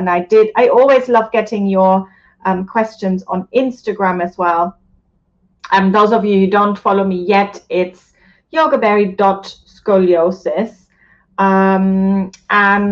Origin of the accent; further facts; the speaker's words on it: Germany; moved away; Germany, which is my home country.